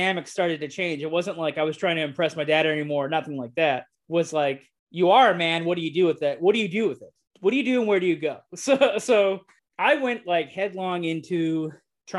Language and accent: English; Parker, Arizona, United States; moved away as an adult; I grew up on a reservation